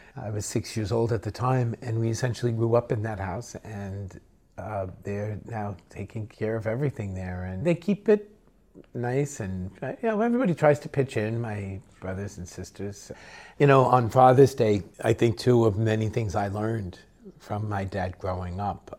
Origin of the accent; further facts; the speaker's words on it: United States; we, as American citizens